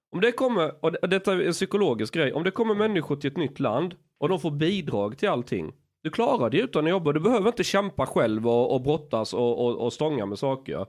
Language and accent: Swedish; Skåne, Sweden; när jag är skåning